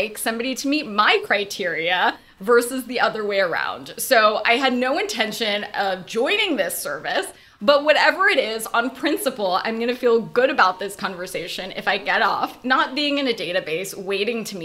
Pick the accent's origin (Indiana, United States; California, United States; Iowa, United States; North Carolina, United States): California, United States; Los Angeles; moved away; also born or lived in New York; I grew up in LA, and I lived in 10 cities since then.